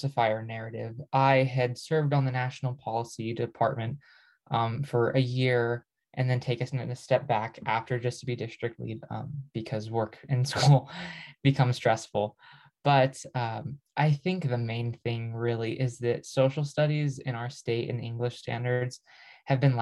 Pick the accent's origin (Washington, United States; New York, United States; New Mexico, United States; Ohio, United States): New Mexico, United States; I grew up in New Mexico with a whole host of experiences that are unique to our state.